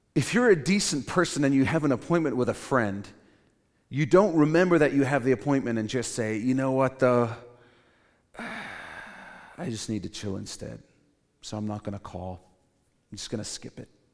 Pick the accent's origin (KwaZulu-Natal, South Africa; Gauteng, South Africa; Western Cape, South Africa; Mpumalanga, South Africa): Western Cape, South Africa; Cape Town; When I was growing up in Cape Town, South Africa, I went to this small Christian school